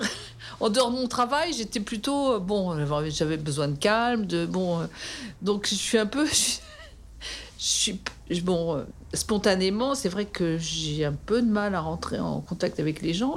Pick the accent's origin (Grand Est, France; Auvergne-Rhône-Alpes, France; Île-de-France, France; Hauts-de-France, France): Île-de-France, France; Paris; also born or lived in Dakar, Senegal / Brunoy; now in Montrouge, France; je suis née à Paris, dans le 15e. Euh, j'ai habité le 15e euh, jusqu'à 30 ans